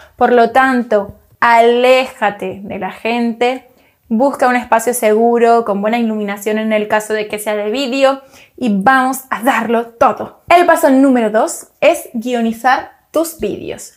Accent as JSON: {"language": "Spanish", "region": "Canary Islands", "country": "Spain", "said": "yo soy canaria"}